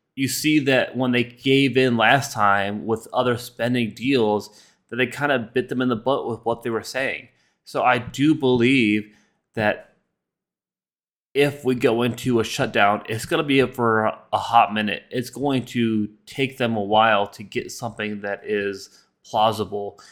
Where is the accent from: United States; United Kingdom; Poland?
United States; we as American citizens